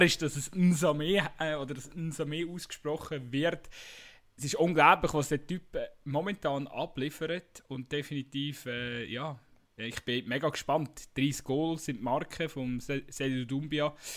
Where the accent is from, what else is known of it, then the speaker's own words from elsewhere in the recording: Switzerland; bei uns in der Schweiz